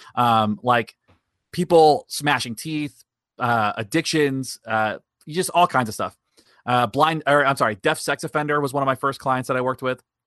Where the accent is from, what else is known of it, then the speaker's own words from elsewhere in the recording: Daytona Beach, Florida, United States; I was born and raised in Daytona Beach. I've lived here my whole life